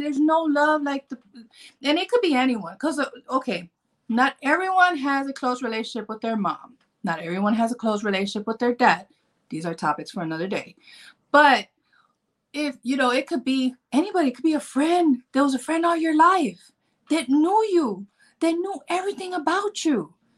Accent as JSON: {"language": "English", "town": "Chicago", "region": "Illinois", "country": "United States", "said": "I'm from Chicago"}